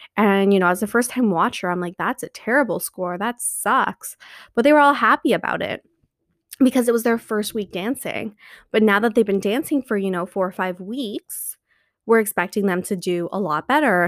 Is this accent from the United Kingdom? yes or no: no; Canada; I'm Canadian